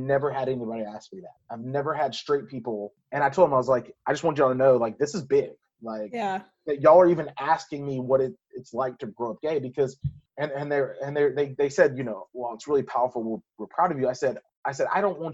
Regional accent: Louisiana, United States; accent: southern drawl; moved away; growing up in Louisiana

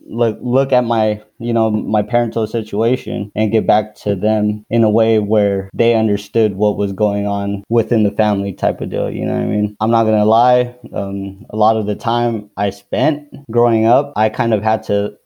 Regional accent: Daly City, California, United States; also born or lived in Philippines; we moved back to, like, Daly City, San Francisco.

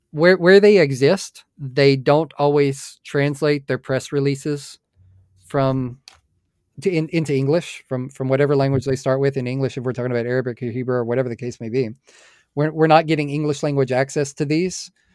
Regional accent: United States; I'm an American

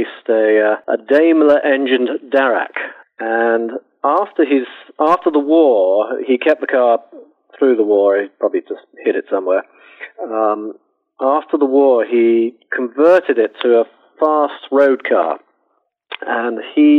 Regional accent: United Kingdom; I'm British

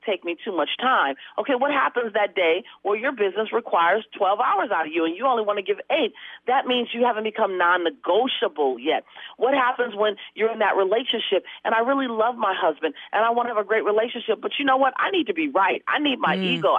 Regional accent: Los Angeles, California, United States; I come from South Central LA. My family was broke all my life

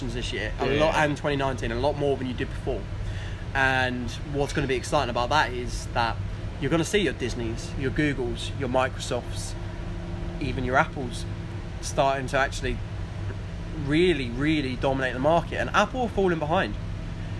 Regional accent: Manningtree, East of England, United Kingdom; Manningtree. Shout out to my hometown.

